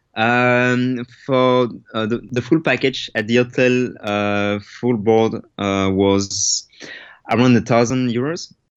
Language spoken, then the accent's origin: English; Belgium; I'm from Belgium